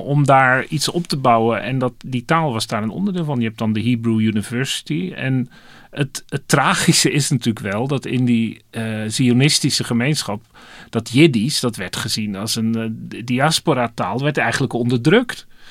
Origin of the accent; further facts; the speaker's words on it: Dordrecht, South Holland, Netherlands; moved away; in de stad ben waar ik, waar ik geboren ben, Dordrecht, dan hoor ik het platte Dords